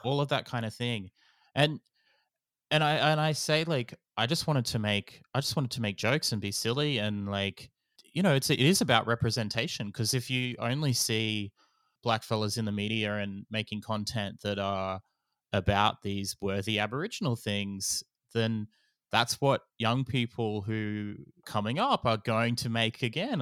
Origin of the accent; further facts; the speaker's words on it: Gamilaroi Darug, New South Wales, Australia; I am a Goomiloi Darug fella